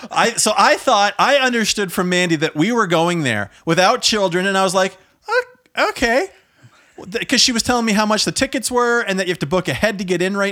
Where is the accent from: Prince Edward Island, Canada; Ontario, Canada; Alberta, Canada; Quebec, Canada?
Prince Edward Island, Canada; I'm from Prince Edward Island.